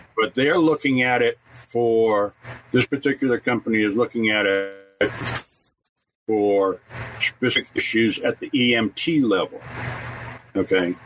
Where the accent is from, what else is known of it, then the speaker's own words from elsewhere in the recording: New York, United States; I was born here in New York, in New York, so I was born in the USA